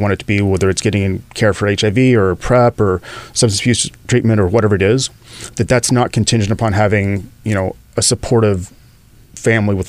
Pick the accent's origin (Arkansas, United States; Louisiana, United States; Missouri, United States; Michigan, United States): Arkansas, United States; accent: southern drawl, Texas twang; moved away as an adult; also born or lived in Dallas, Texas; now in Los Angeles, United States; I was born in Arkansas. I lived there for about the first 20 years